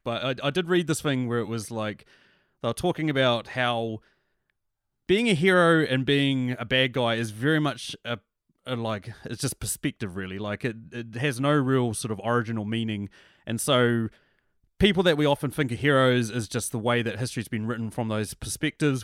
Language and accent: English; New Zealand; I'm from New Zealand